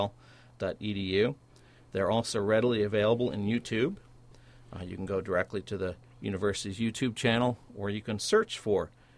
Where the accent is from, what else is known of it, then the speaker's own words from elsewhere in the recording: St. Louis, Missouri, United States; also born or lived in Columbia, Missouri; I was raised in St. Louis, Missouri.